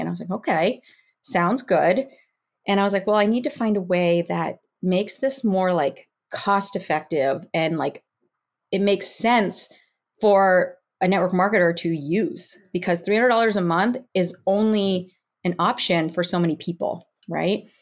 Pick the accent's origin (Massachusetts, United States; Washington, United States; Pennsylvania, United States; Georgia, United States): Massachusetts, United States; Western; also born or lived in Northern California; now in Southern Florida, United States; I grew up in Western Mass